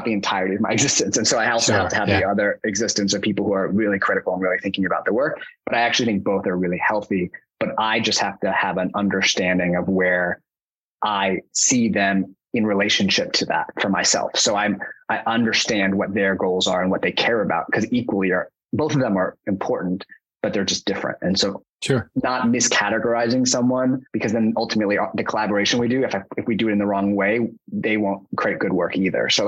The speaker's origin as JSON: {"language": "English", "town": "New York City", "region": "New York", "country": "United States", "tie": "born or raised there", "said": "I grew up in New York City."}